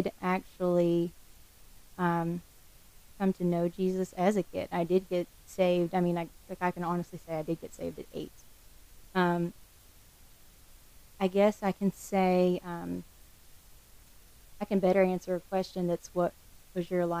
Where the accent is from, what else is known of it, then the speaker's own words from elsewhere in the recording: the Ozarks, Arkansas, United States; moved away as an adult; also born or lived in Houston, Texas; now in Delaware, United States; I grew up in the Ozarks in Arkansas, so I was definitely a mountain kid running around